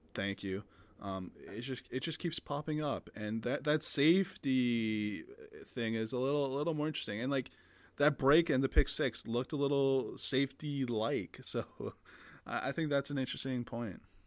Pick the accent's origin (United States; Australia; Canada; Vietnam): Canada; we're both Canadian